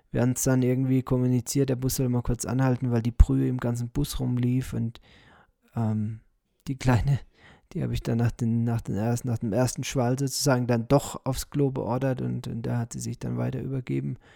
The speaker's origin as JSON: {"language": "German", "town": "Moosbach", "country": "Germany", "tie": "born or raised there", "said": "ich bin hier in Moosbach äh, geboren, ich bin hier aufgewachsen, ich habe hier mein Leben verbracht und ich werde ja eines Tages sterben."}